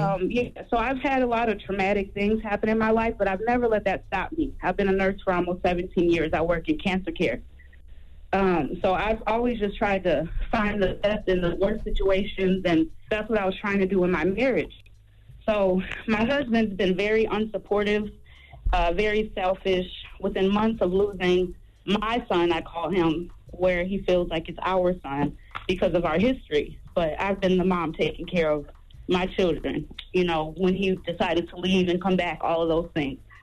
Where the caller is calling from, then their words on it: Minnesota, United States; I'm calling from Minnesota